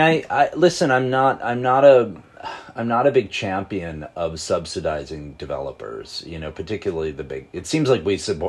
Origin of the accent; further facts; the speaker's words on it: Buffalo, New York, United States; moved away as an adult; now in Buffalo, United States; I grew up in Buffalo. I left in 1990. I grew up, you know, right across the street from a Frank Lloyd Wright house on an Olmsted Parkway.